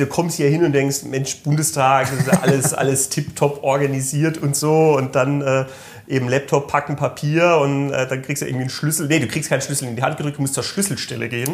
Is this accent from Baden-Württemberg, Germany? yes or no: yes; Malterdingen, Baden-Württemberg, Germany; Ich komme aus dem schönen Malterding, das ist äh, in Südbaden ähm, zwischen Freiburg und Offenburg